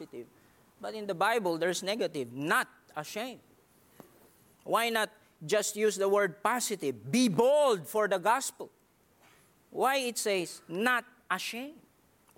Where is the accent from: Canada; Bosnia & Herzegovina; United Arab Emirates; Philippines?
Philippines; English is a second language; I'm a Filipino. I know that. And it's hard for me also to arrange things, especially in English.